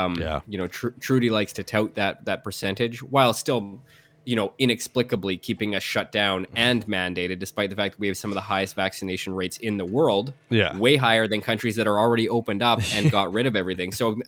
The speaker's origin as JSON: {"language": "English", "country": "Canada", "said": "I'm a Canadian, man, and I didn't expect it."}